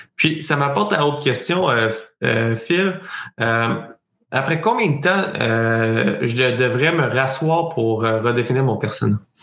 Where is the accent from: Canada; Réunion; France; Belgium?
Canada; Sherbrooke, Quebec; je suis de Sherbrooke